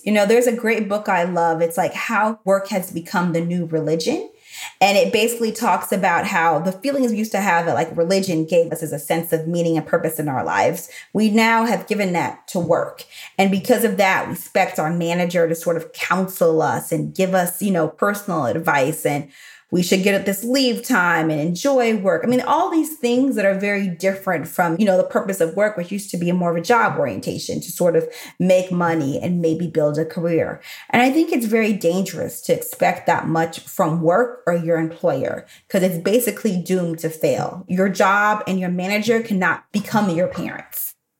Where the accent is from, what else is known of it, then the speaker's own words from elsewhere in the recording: Chicago, Illinois, United States; also born or lived in Texas; But then I can show up like I'm from the South Side of Chicago, which is actually where my parents are from and where I lived from 12.